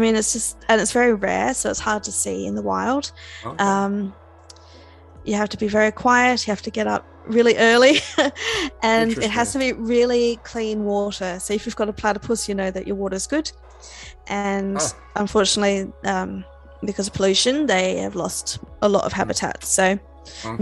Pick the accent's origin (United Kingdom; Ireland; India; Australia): Australia; Adelaide, South Australia; I'm from South Australia. A city called Adelaide